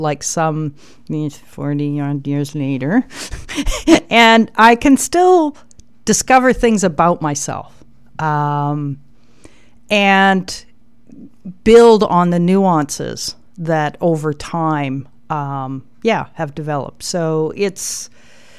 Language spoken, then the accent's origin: English; Calgary, Alberta, Canada; I was born on November the 11th, 1953 in Calgary, Alberta